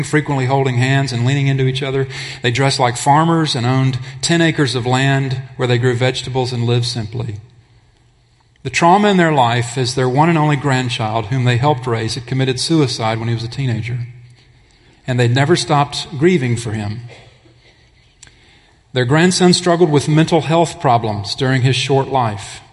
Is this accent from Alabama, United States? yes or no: yes; Alabama, United States; in Alabama, my home state